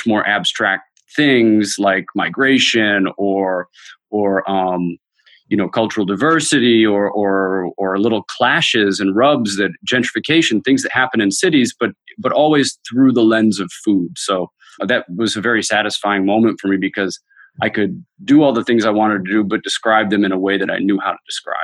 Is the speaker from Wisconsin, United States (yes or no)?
no; Chicago, Illinois, United States; moved away as an adult; also born or lived in Istanbul, Turkey; now in Lisbon, Portugal; growing up in Chicago